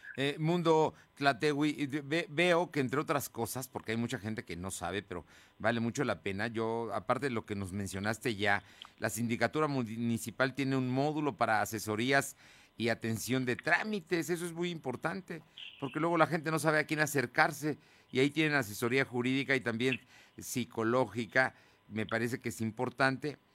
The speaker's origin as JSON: {"language": "Spanish", "town": "San Andrés Cholula", "region": "Puebla", "country": "Mexico", "said": "soy vecino de San Andrés Cholula"}